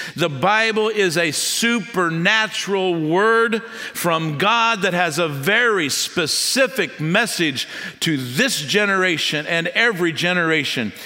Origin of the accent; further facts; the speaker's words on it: United States; I was born in the United States